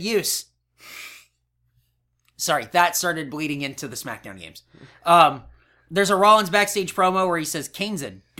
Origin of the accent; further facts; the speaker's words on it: Canada; accent: Canadian; Ooh, spend a toonie on a bag of milk, and it's my Canadian accent.